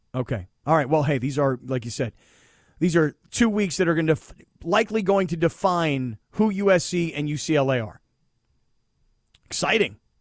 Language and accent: English; Florida, United States; moved away as an adult; also born or lived in Pittsburgh, Pennsylvania; I was a kid from Florida.